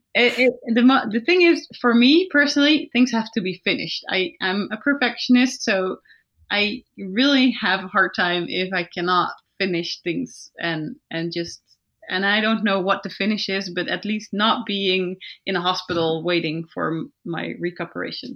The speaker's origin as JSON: {"language": "English", "country": "Netherlands", "said": "we're from the Netherlands and Belgium"}